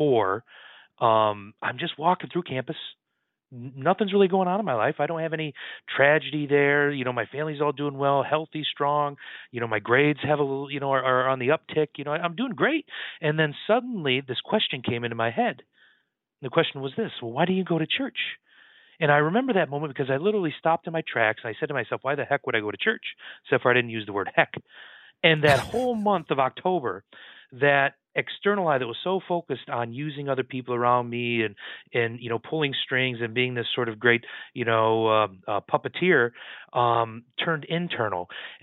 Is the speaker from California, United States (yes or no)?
no; Michigan, United States; moved away as an adult; now in New York City, United States; I'm originally from Michigan, born and raised on the farmland there